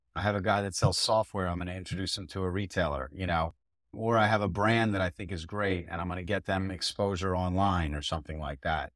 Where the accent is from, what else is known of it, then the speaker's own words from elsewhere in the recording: Philadelphia, Pennsylvania, United States; I grew up in Philadelphia in the suburbs